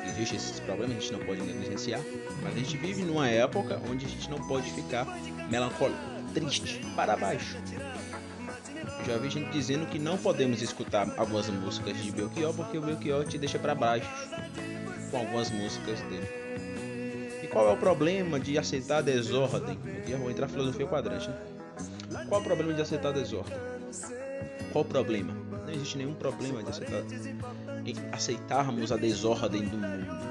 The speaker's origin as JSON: {"language": "Portuguese", "country": "Brazil", "said": "tenho orgulho de ser brasileiro"}